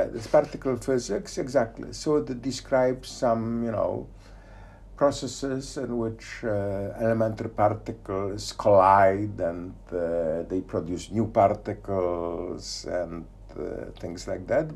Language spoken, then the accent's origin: English; Poznań, Greater Poland, Poland; moved away; I was born in Poznan. Yes. In uh, 1954.